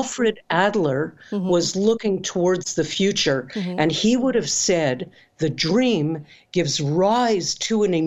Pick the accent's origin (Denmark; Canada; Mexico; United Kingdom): Canada; I'm Canadian